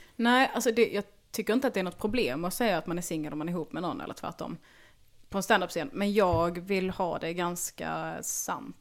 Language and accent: Swedish; Bjärnum, Skåne, Sweden; jag växte upp i Bjärnum